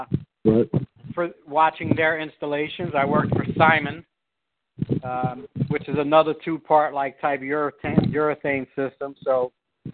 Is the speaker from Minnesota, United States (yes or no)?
no; New York, United States; now in Philadelphia, United States; I'm originally from New York